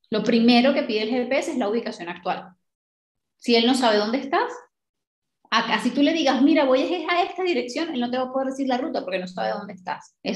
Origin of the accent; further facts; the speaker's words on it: Colombia; now in New Zealand; yo me fui de Colombia para Nueva Zelanda. En Nueva Zelanda tengo cero ayuda y no tengo ni idea de cómo hacer nada.